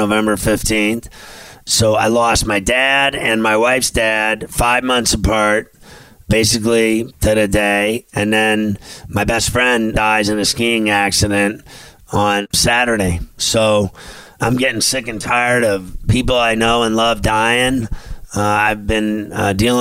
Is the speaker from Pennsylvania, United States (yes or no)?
yes; Pittsburgh, Pennsylvania, United States; moved away; also born or lived in New York City; I always loved going home. That's where I'm from. I'm from Pittsburgh